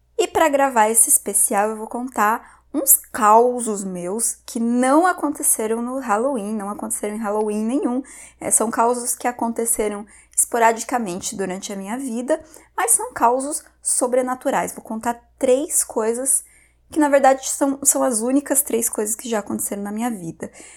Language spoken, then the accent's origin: Portuguese; Porto União, Santa Catarina, Brazil; Nesse momento, eu já estava morando na minha cidade natal de volta, que é Porto União, também em Santa Catarina.